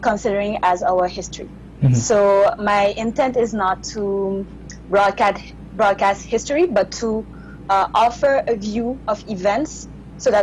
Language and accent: English; St. Martin; now in Paris, France; I currently live in Paris, but I'm from St. Martin. I'm from the French side